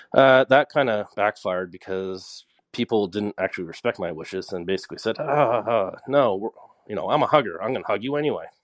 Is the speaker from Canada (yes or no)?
yes; Nova Scotia, Canada; I'm from Nova Scotia